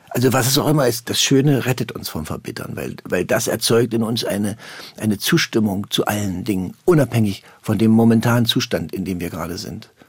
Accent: Germany; Das ist, das ist unsere deutsche Prägung. Da kommen wir nicht raus. Wir sind keine Italiener

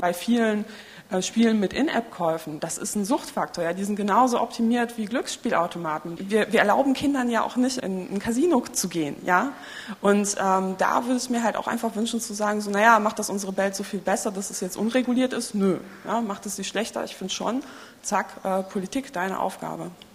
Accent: Poland; moved away; Ich bin in Polen geboren

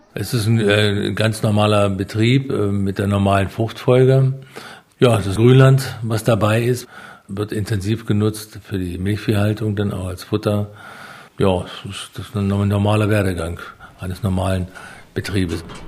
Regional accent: Walkenried, Lower Saxony, Germany; Mein Wohn auch jetziges Wohnhaus, oder wo ich aufgewachsen bin, ist ungefähr 100 Meter von der ehemaligen Grenze weg.

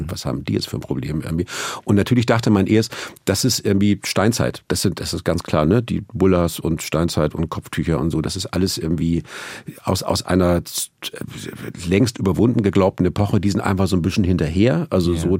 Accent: Northern Germany, Germany; Und das war auch irgendwie, also, also da, wo ich herkomme, Norddeutschland, da ging ohnehin nie jemand in die Kirche. Es gab in jedem Dorf eine, aber der Pastor war da immer alleine. Also ich komme eh

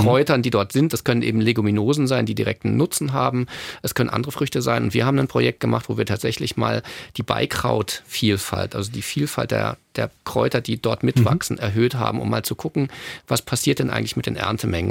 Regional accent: Northern Germany, Germany; moved away; ich komme selber aus Norddeutschland

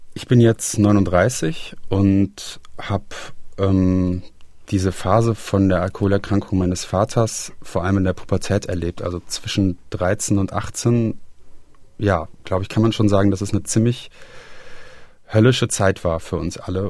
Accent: Aachen, North Rhine-Westphalia, Germany; moved away as an adult; also born or lived in Halle (Saale) / Berlin / Braunschweig; now in Bonn, Germany; ich komme ursprünglich auch aus dem Rheinland, also aus der Region, aus der Stadt Aachen

